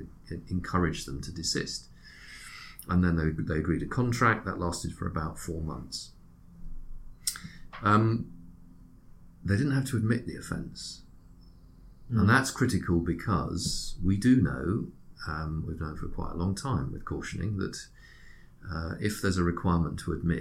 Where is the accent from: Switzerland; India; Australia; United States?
Switzerland; now in United Kingdom; my first nationality is Swiss.